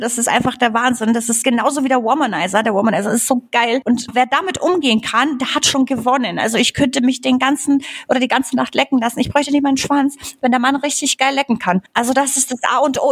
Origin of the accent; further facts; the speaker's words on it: Bavaria, Germany; also born or lived in Upper Silesia, Poland / Traunstein / Chiemsee; Also ich bin tatsächlich in Oberschlesien geboren und ich war vier Jahre alt, als wir nach Deutschland gekommen sind. Und meine Eltern sind dann hierher gezogen, also auch direkt nach Bayern.